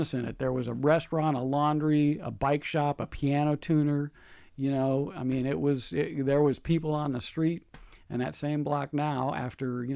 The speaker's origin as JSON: {"language": "English", "town": "Lodi", "region": "California", "country": "United States", "tie": "born or raised there", "also_born_or_lived": "Columbus, Ohio / Stockton, California", "said": "I grew up in Lodi. We wound up in Lodi because that's where my mother's parents lived in Lodi. So I misspent my youth in Lodi and managed to somehow or another get through high school"}